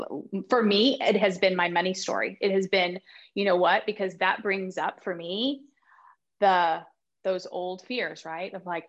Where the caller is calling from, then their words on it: Texas, United States; I'm in Texas.